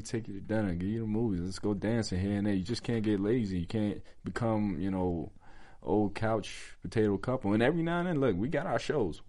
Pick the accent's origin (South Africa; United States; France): United States; New York; I'm from the country. I was raised in New York